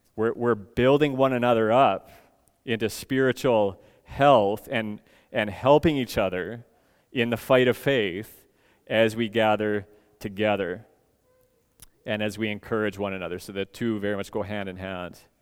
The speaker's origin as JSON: {"language": "English", "town": "Edmonton", "region": "Alberta", "country": "Canada", "moved": "yes", "said": "I come from Edmonton"}